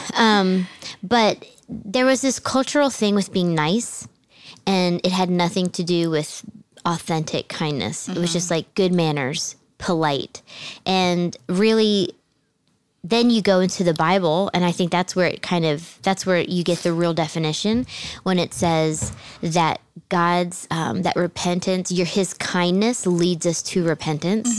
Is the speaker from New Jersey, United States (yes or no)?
yes; New Jersey, United States; also born or lived in Southern United States; Then my family moved to New Jersey. You guys know I'm from New Jersey